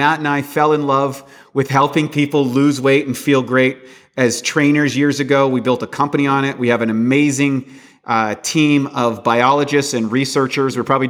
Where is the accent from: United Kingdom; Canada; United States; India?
Canada; In the 1967, I'm from Canada, when they brought in Social Security, the life expectancy of a Canadian citizen was 67 years old.